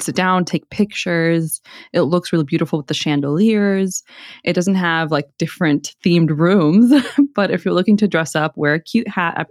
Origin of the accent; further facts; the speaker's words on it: Houston, Texas, United States; I grew up on Harwin